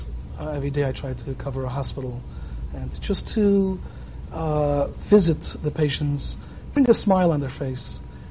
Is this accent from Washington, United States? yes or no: no; New York City, New York, United States; moved away as an adult; now in East End of Long Island, United States; When I was brought up in Brooklyn, right? Living in the Crown Heights section of Brooklyn, but out here in Karm, in the East End of Long Island